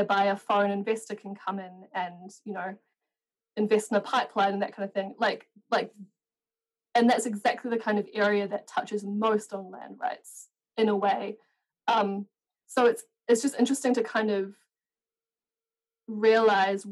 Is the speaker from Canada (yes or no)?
no; New Zealand; I'm from New Zealand